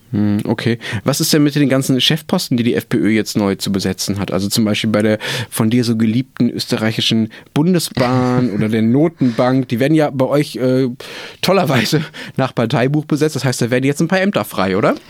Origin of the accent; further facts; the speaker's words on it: Germany; wir Deutschen